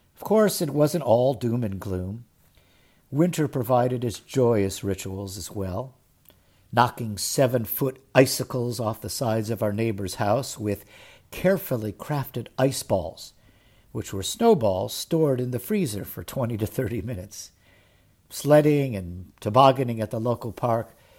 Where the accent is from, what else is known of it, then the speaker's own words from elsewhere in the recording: Cleveland, Ohio, United States; As a kid growing up in Cleveland, Ohio